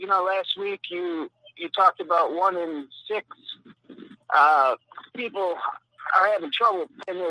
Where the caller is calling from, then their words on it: Mexico; This is the coolest white dude in Yashkaba, Mexico.